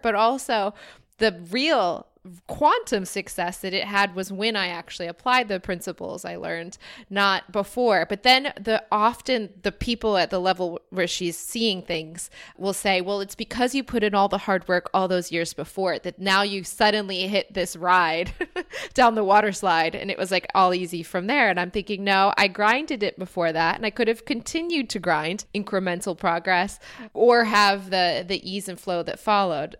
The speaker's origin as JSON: {"language": "English", "country": "United States", "moved": "as an adult", "lives_now": "Cape Town, South Africa", "said": "feeling more from America than still American"}